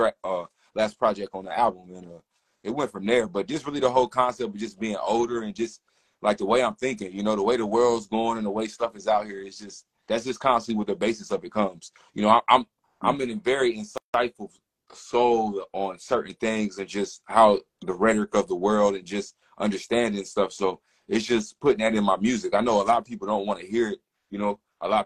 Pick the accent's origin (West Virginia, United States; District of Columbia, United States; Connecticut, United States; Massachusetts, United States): West Virginia, United States; now in Charlotte, United States; I'm originally from West Virginia, so they always did a Juneteenth festival growing up